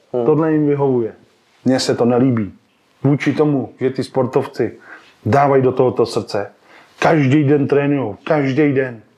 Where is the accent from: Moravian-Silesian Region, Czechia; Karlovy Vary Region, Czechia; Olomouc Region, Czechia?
Karlovy Vary Region, Czechia; Sokolov; also born or lived in Klatovy / Prague; jsem rodilej Klatovák, jo, pocházím z Klatov, ale eh, od raného dětství jakoby bydlím v Sokolově, protože se tam rodiče předstěhovali